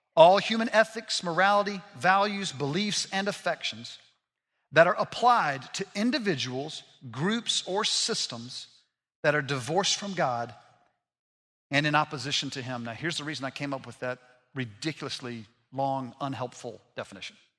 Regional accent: Montgomery, Alabama, United States; I grew up in Montgomery, Alabama

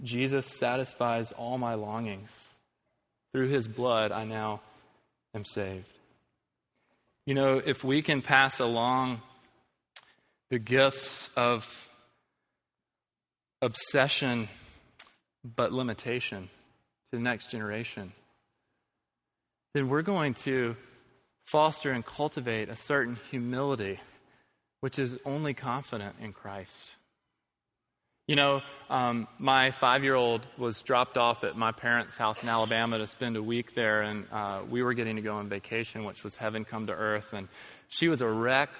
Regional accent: Quebec, Canada; born there; I was born in Quebec, Canada, in a society that at the time of my birth was collectively rejecting organized religion.

